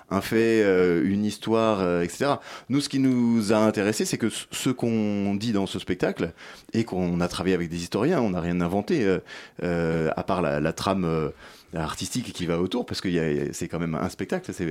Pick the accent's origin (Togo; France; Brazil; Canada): France; on a tous les mêmes intérêts puisqu'on est français.